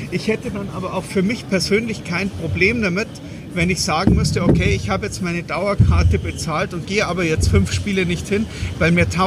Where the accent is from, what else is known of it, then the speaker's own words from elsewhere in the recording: Munich, Bavaria, Germany; es ist doch vollkommen egal, ob ich jetzt als Münchner irgendwo 700 Kilometer in die Pampas fahre, nach Weißwasser oder direkt nach Berlin.